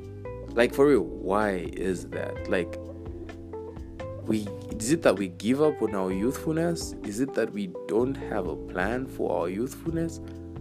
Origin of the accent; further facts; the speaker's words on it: Chipata, Eastern Province, Zambia; guys, me, I'm from Chipata, you know, I never hear that.